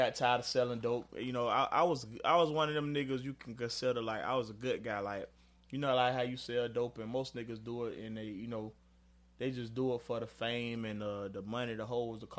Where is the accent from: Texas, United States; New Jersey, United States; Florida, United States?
Florida, United States; Jacksonville; Born and raised, man. I'm from Florida Avenue